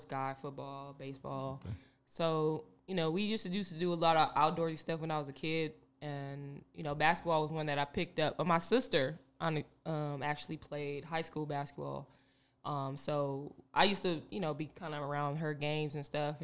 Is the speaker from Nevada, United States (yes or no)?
yes; North Las Vegas, Nevada, United States; I'm from the north